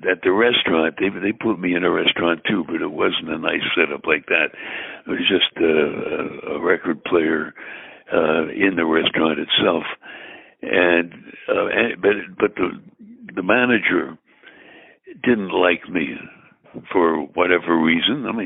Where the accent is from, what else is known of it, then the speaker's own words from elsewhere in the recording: Brooklyn, New York, United States; although I'm I'm from Brooklyn, I, I don't think I speak with a Brooklyn accent